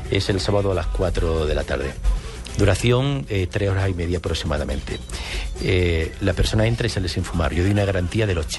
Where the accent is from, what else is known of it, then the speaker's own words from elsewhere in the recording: Spain; Yo soy español.